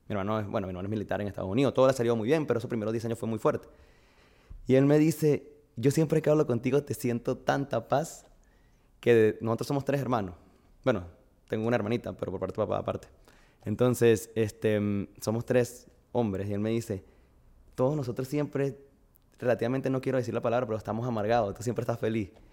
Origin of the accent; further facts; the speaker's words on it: Barquisimeto, Lara, Venezuela; moved away as an adult; also born or lived in Miami, United States / Madrid, Spain; now in Honduras; nací en Barquisimeto, estado Lara. Venezuela